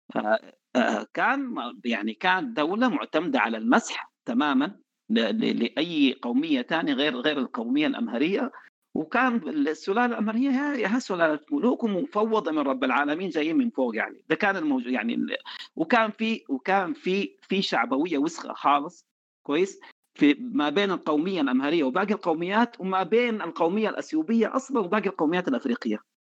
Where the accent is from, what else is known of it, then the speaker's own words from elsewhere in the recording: Sudan; عندنا في السودان